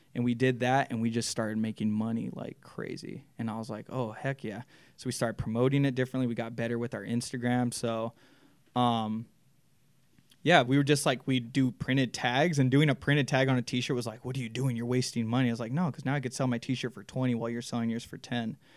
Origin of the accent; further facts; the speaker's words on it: Chino Hills, California, United States; I grew up in Chino Hills